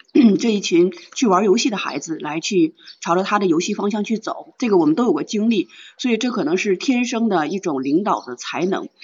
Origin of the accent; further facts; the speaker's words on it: China; 我们中国人可能只是客套